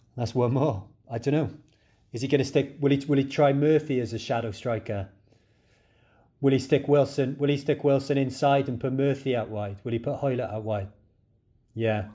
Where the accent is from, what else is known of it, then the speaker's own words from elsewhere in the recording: Cardiff, Wales, United Kingdom; I'm from Splot.